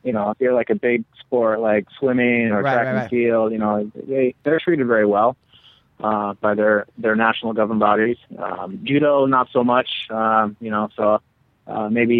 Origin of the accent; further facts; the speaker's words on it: Eugene, Oregon, United States; also born or lived in Chicago; I grew up in Eugene